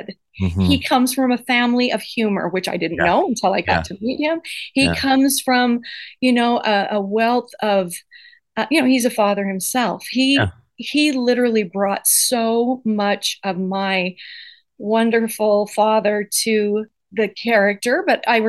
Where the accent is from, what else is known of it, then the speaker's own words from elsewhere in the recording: Idaho, United States; we grew up in Idaho